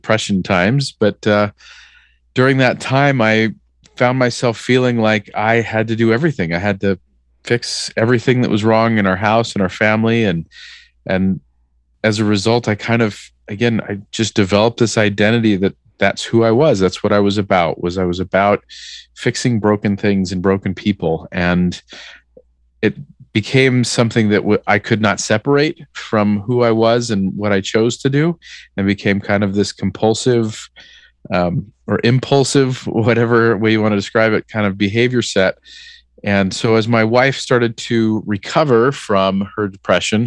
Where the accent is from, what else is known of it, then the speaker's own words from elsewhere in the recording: Southern California, United States; moved away as an adult; now in Salt Lake City, United States; I grew up in Southern California